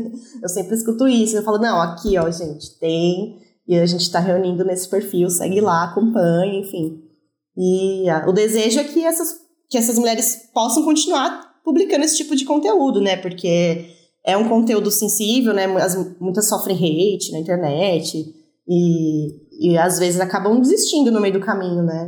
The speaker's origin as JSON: {"language": "Portuguese", "country": "Brazil", "said": "sendo brasileira"}